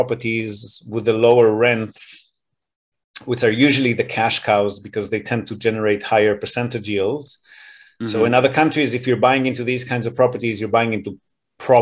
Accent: Israel; now in Japan; I grew up in Israel

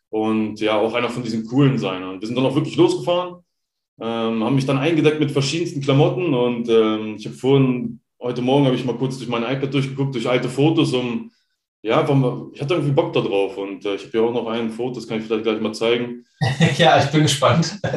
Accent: Hanover, Lower Saxony, Germany; Also ja. ich komme ursprünglich aus Hannover.

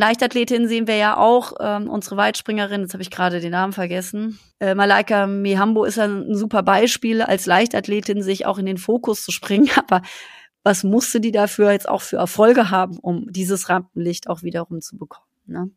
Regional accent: Black Forest, Baden-Württemberg, Germany; ich komme ja aus dem Schwarzwald

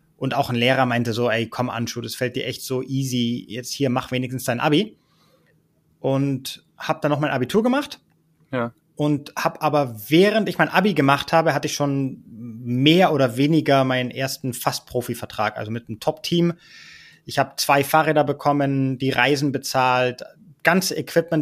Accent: Ibiza, Balearic Islands, Spain; moved away as an adult; also born or lived in Berlin, Germany; Ich bin da sozusagen groß geworden

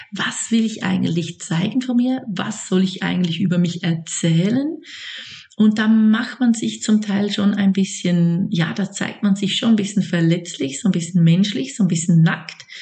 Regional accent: Switzerland; now in Lake Zurich, Switzerland; ich komme aus der Schweiz und ich lebe in meiner Familie am Zürichsee

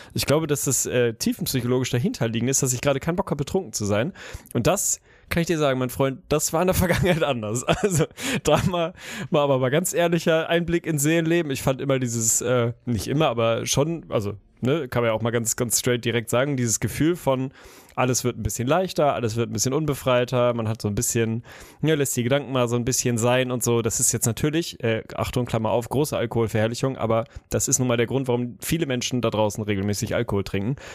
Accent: Lüneburg, Lower Saxony, Germany; Lüneburg, unsere, meine Heimat und die Heide

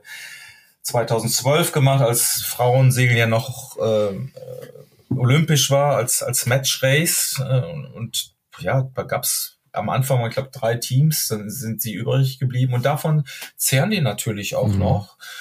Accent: Duisburg, North Rhine-Westphalia, Germany; now in Hamburg, Germany; wir kommen ja eigentlich aus, aus Duisburg

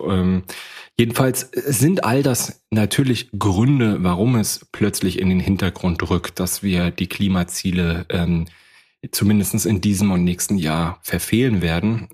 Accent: Rostock, Mecklenburg-Vorpommern, Germany; Ich komme aus Rostock

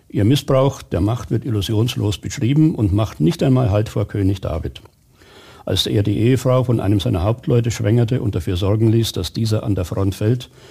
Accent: Bavaria, Germany; Das hat mir großen Spaß gemacht weil ich erstens wieder in meiner Heimat war. Ich habe im Kreis Nürnberger Land kandidiert, das ist meine Heimat.

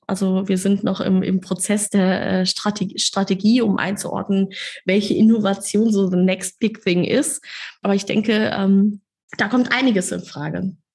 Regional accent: Kassel, Hesse, Germany; moved away as an adult; now in Hamburg, Germany; in meiner kleinen Stadt, aus der ich komme, aus Kassel

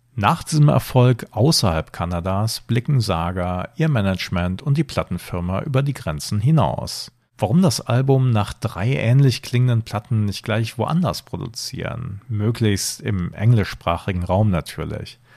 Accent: Germany; Ich bin zwar im Rheinland geboren, aber meine Eltern sind zugezogen

